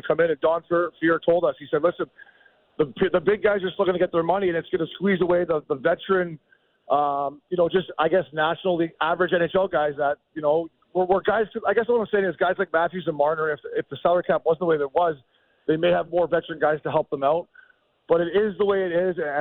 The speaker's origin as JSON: {"language": "English", "town": "Port Hope", "region": "Ontario", "country": "Canada", "tie": "born or raised there", "said": "I grew up in Port Hope, Ontario."}